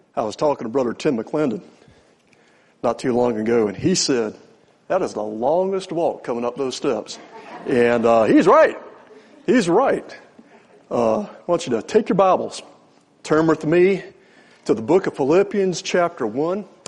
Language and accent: English; Newport News, Virginia, United States; also born or lived in Richmond, Virginia; I'm a Virginia native. I was born in Richmond. I grew up over Newport News